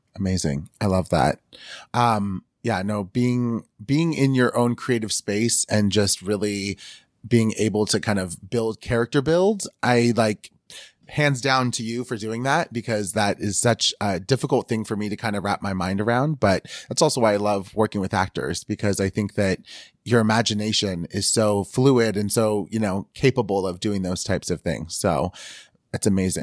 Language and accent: English; Northern California, United States; growing up in Northern California